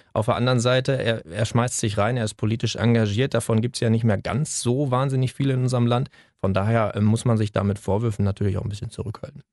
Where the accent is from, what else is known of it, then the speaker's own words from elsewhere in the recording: Germany; als Deutscher